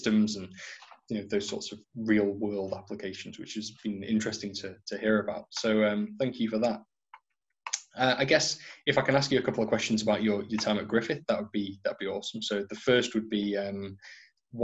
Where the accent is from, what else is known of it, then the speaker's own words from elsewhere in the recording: North Wales, United Kingdom; now in Ireland; I'm originally from North Wales